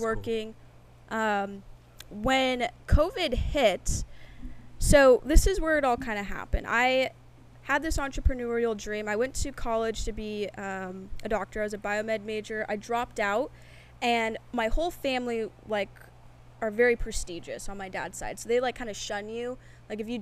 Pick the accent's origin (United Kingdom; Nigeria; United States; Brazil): United States; Bend, Oregon; moved away; I grew up in a little town called Bend, Oregon